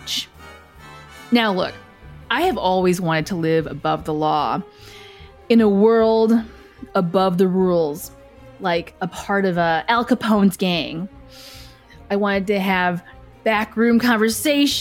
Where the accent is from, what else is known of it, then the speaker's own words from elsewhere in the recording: Willowbrook, Illinois, United States; moved away as an adult; also born or lived in Chicago / Las Vegas; I was raised in Willowbrook, Illinois, and I finally got to the big city, Chicago.